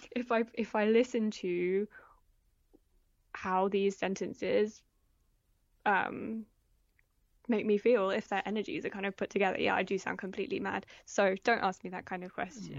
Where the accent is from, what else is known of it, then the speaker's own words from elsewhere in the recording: Oxfordshire, South East England, United Kingdom; also born or lived in London / Paris; I was born in London. We were, we moved to Paris when I was really small and lived there for a year, but I grew up mostly in, um, in Oxfordshire